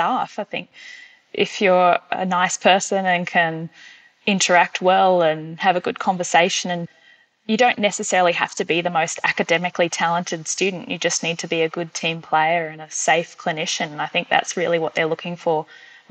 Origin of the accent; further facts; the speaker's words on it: Queensland, Australia; moved away as an adult; now in Dubbo, Australia; grew up in Queensland